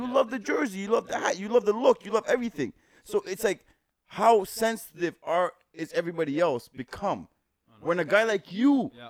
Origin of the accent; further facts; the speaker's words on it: Jamaica; now in Toronto, Canada; Like me, I'm Jamaican.